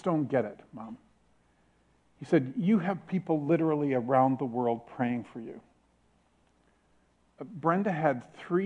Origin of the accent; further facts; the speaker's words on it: Canada; I'm from Canada, but I'm a global Christian.